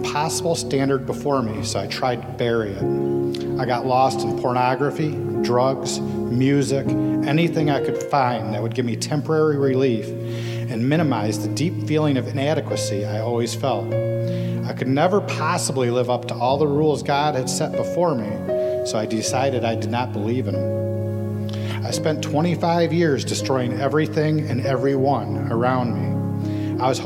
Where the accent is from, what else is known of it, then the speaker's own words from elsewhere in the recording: Detroit, Michigan, United States; I was born in Detroit in 1976 to young, loving, wonderful parents. I grew up in an upper middle class neighborhood.